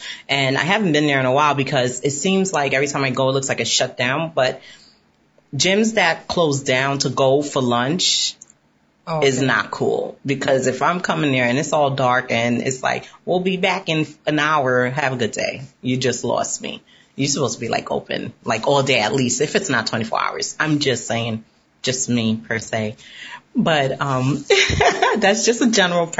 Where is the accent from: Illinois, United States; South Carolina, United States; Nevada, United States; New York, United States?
New York, United States; New York City; being a New Yorker